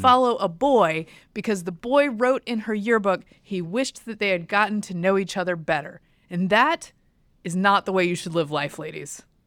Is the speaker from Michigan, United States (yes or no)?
no; Durham, North Carolina, United States; I grew up in Durham, so we were townies